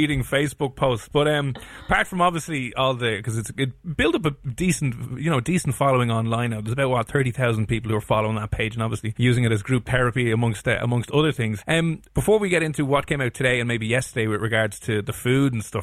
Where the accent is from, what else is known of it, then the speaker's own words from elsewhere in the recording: Ireland; growing up in Ireland